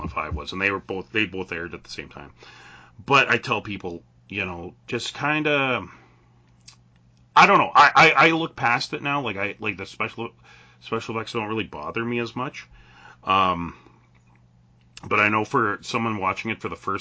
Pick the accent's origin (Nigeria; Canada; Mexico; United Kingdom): Canada; I'm Canadian. Like, all of us on tonight are Canadian. We live in a northern climate.